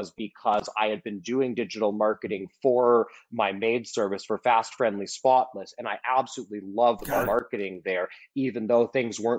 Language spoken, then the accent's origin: English; Silicon Valley, California, United States; I grew up in Silicon Valley